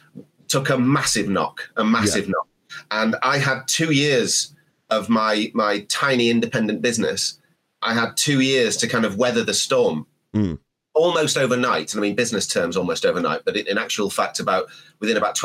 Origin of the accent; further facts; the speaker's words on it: Sheffield, Yorkshire and the Humber, United Kingdom; I was born in Sheffield, the steel city